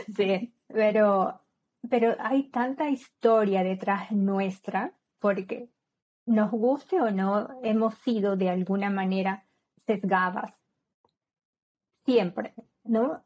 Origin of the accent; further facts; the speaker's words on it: Peru; moved away; en mi país, como sabes, soy de Perú